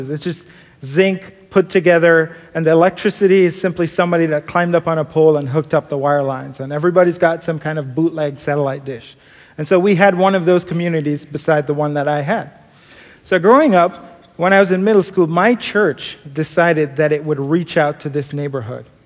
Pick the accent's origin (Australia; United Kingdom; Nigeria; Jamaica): Jamaica; Kingston; I grew up in Jamaica, Kingston, Jamaica, sometimes called a concrete jungle.